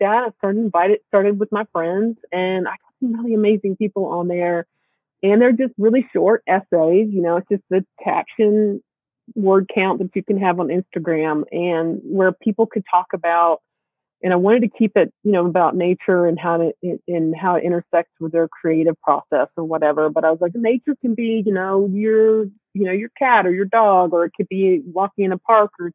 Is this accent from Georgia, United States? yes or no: yes; South Georgia, United States; moved away; I grew up in South Georgia.